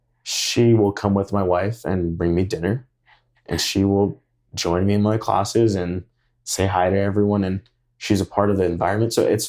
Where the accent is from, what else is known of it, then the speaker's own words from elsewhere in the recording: Idaho, United States; When they hear we're from Idaho, they're like, Iowa?